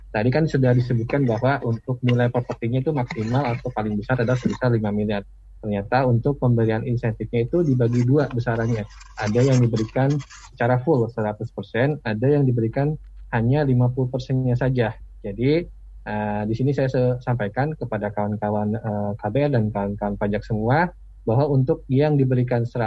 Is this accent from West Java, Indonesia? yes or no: yes; Bogor, West Java, Indonesia; Kebetulan saya juga dari Bogor nih, Mas Ariel. Jadi kita sama-sama orang Bogor ya.